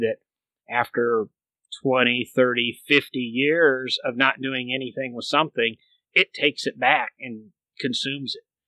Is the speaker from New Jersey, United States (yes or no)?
no; Michigan, United States; I grew up in Michigan